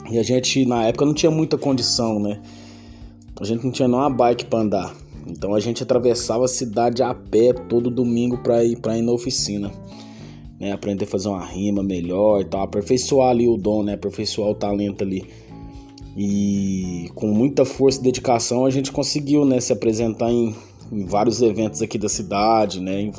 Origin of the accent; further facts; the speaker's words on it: Uberaba, Minas Gerais, Brazil; aqui mesmo na minha quebrada, Vila Arquelau, né? Que é meu bairro, minha cidade é Uberaba.